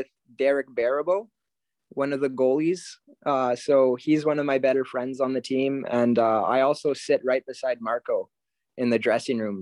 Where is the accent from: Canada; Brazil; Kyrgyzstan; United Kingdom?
Canada; Hanmer, Ontario; I'm from Hanmer, Ontario.